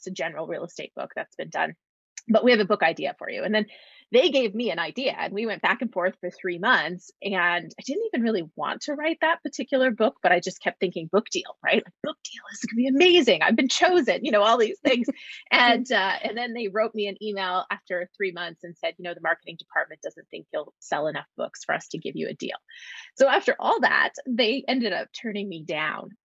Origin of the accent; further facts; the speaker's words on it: Canada; moved away as an adult; now in Los Angeles, United States; I'm actually a Canadian who calls Los Angeles, California home